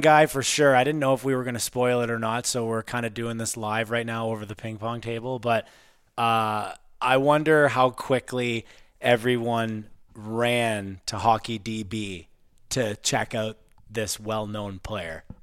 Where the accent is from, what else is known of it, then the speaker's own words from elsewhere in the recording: Pembroke, Ontario, Canada; we were born and raised in Pembroke, Ontario and played hockey